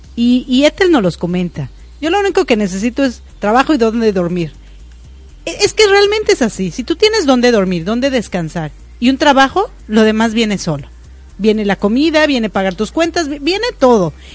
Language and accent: Spanish; Mexico; now in United States; yo nací en México y vivo en Estados Unidos